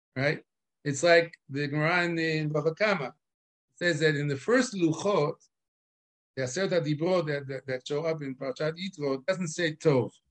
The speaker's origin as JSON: {"language": "English", "town": "Chicago", "region": "Illinois", "country": "United States", "tie": "born or raised there", "moved": "yes", "lives_now": "Israel", "said": "I was born in Chicago"}